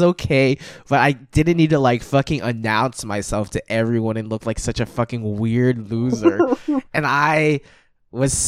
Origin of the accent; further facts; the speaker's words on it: Hong Kong; I'm from Hong Kong